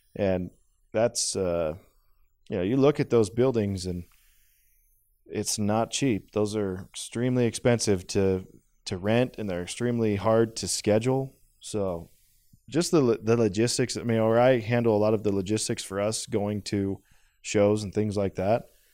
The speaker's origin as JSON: {"language": "English", "region": "Idaho", "country": "United States", "tie": "born or raised there", "said": "I grew up in Idaho"}